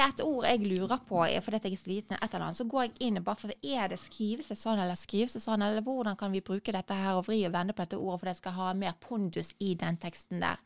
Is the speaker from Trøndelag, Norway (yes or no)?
no; Bergen, Vestland, Norway; er jeg jo fra Bergen